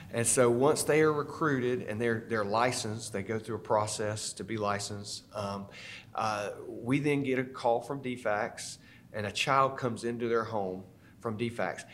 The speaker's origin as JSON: {"language": "English", "town": "Statesboro", "region": "Georgia", "country": "United States", "tie": "born or raised there", "said": "I grew up here in Statesboro"}